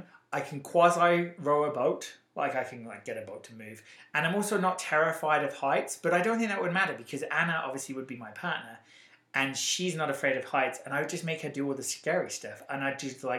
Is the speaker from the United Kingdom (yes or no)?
yes; England, United Kingdom; accent: English; moved away as an adult; now in United States; I don't think we've even had a conversation about me being from England and her being from England. I'm like, lady, we're from England.